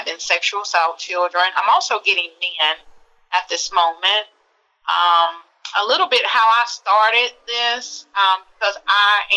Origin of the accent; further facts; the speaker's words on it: Alabama, United States; my hometown in Alabama